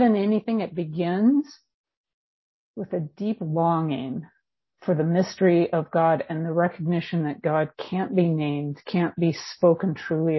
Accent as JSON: {"language": "English", "region": "California", "country": "United States", "tie": "born or raised there", "moved": "yes", "lives_now": "Bend, United States", "said": "I am California born and bred. I live in Bend, Oregon now."}